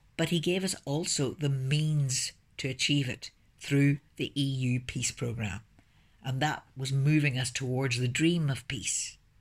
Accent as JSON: {"language": "English", "town": "Belfast", "region": "Northern Ireland", "country": "United Kingdom", "tie": "born or raised there", "also_born_or_lived": "Brussels", "said": "I'm from Northern Ireland, and I was born in Belfast before the trouble started"}